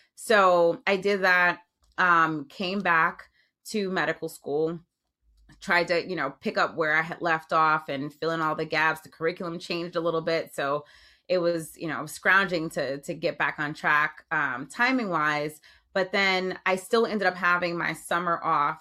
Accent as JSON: {"language": "English", "town": "Jersey City", "region": "New Jersey", "country": "United States", "tie": "born or raised there", "said": "I grew up in Jersey City, which is right across from Manhattan"}